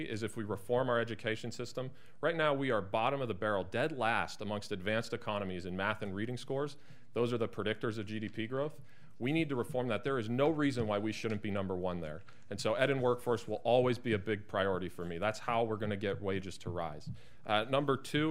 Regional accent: Northeast Ohio, United States; Growing up in Northeast Ohio

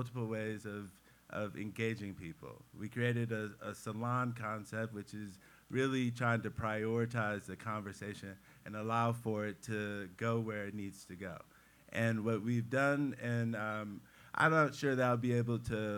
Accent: Cleveland, Ohio, United States; I'm a Clevelander through and through. I was born and raised in Cleveland. I went away to college and I came back

